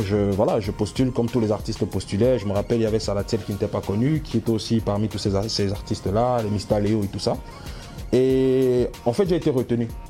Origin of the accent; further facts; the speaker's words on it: Cameroon; now in France; je suis camerounais, fier de l'être